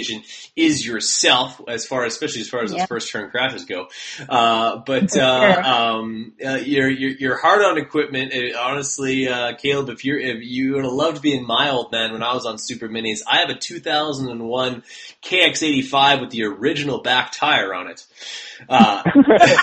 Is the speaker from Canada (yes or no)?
yes; Canada; I am from Canada